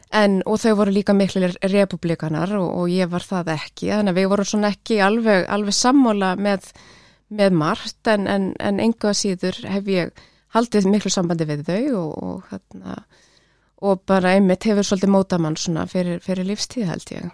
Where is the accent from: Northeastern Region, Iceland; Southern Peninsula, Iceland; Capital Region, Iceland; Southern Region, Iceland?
Capital Region, Iceland; Kópavogur; ólst upp í Vesturbænum í Kópavogi